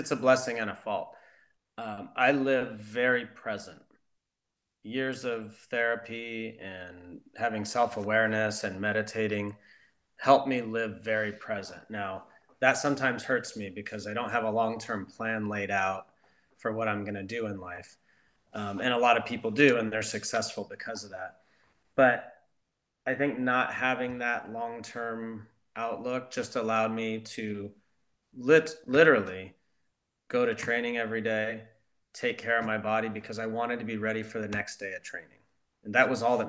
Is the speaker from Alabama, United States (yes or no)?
no; Southern California, United States; also born or lived in Leverkusen, Germany; growing up in Southern California